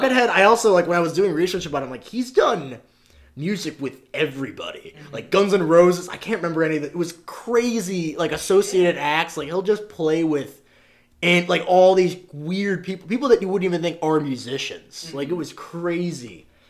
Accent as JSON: {"language": "English", "region": "Midwest", "country": "United States", "said": "I come from the Midwest, stock, railroad people, and the idea of pursuing an acting career was akin to running off to join the circus."}